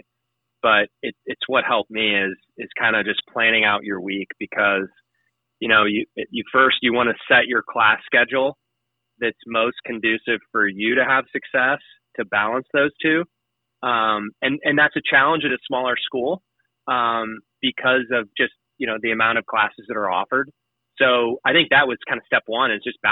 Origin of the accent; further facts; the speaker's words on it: Cape Girardeau, Missouri, United States; moved away as an adult; also born or lived in Quincy, Illinois; now in San Antonio, United States; I grew up in Cape Girardeau, Missouri, which is on the Mississippi River in Missouri.